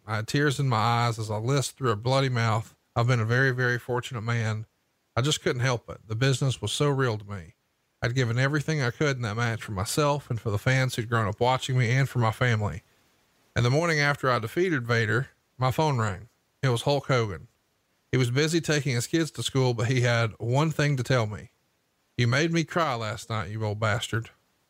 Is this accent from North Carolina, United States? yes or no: yes; Charlotte, North Carolina, United States; The title change was supposed to take place at the 10th anniversary of Starrcade, and the show was in my hometown of Charlotte.